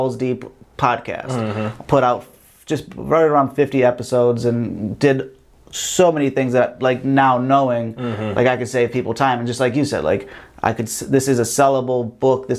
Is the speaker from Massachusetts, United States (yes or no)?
no; Ohio, United States; I'm from Ohio. I'm used to guns